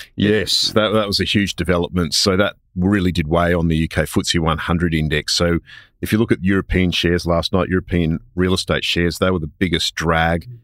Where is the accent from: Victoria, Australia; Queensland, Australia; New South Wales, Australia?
Queensland, Australia; I'm a Queenslander